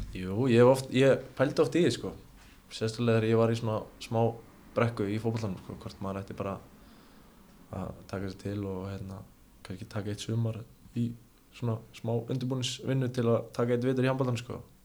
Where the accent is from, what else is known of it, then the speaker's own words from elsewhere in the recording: Ólafsvík, Western Region, Iceland; ég er frá Ólasík